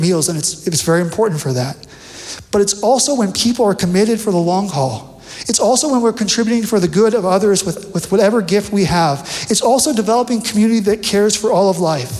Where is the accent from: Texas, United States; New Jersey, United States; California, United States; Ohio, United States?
California, United States; Bakersfield; moved away; I'm from Bakersfield